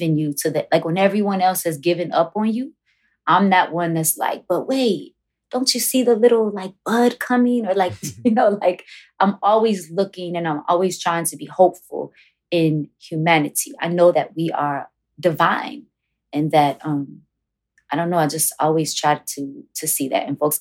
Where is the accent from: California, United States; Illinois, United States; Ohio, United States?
Illinois, United States; Chicago; growing up on Wilson Avenue was no joke